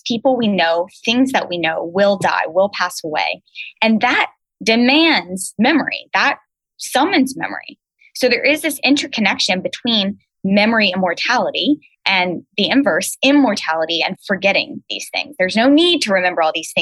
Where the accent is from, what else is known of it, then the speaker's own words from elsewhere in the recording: Baton Rouge, Louisiana, United States; now in Charlottesville, United States; I'm originally from Baton Rouge, Louisiana. So I'm a Cajun girl at heart